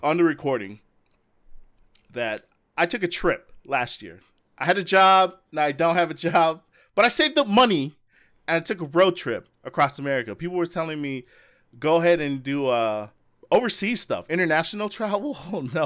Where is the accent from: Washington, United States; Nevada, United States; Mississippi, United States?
Nevada, United States; Las Vegas; I'm from Las Vegas